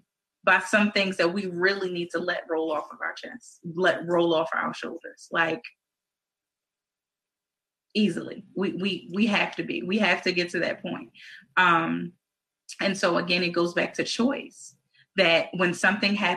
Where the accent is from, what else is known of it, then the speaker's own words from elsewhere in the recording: Baltimore, Maryland, United States; we're from Baltimore City